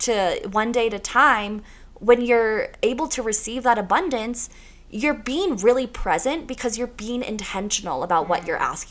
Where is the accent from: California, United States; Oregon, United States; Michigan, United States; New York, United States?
New York, United States; now in Colorado, United States; I'm from New York, so I have that New York energy